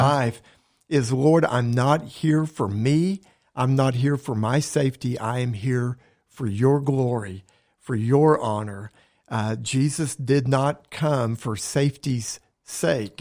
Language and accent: English; Oklahoma, United States; I love living in this state. I was born in Oklahoma